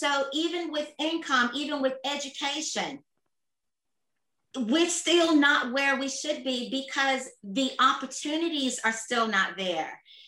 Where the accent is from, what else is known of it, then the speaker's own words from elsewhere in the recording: Atlanta, Georgia, United States; now in Australia; I'm born and raised in Atlanta, will always be my home. I grew up with a Black mayor. I grew up with Black doctors, Black dentists.